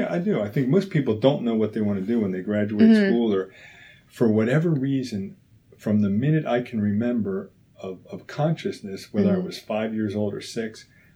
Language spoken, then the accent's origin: English; Philadelphia, Pennsylvania, United States; And so grew up in Penwyn, and of course, to me, everything's Philly. When somebody says, where are you from? I would just say Philly.